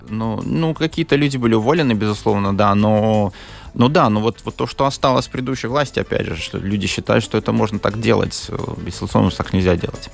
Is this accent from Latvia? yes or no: yes; Liepāja, Kurzeme, Latvia; now in Riga, Latvia; Я рижанин. Ну, рижанин 20 лет вообще. Да. Родился в Лепое